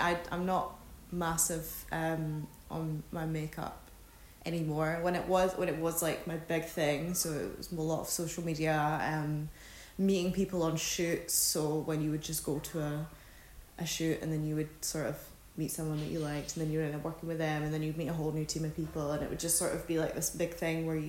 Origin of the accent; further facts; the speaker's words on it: just outside Glasgow, Scotland, United Kingdom; I grew up not in Glasgow, but just outside of it in a wee town